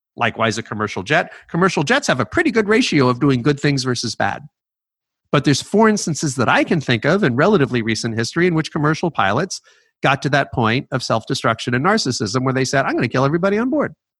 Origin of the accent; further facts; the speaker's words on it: New York, United States; moved away as an adult; also born or lived in California; I uh, was born in New York City. I grew up at just outside of New York.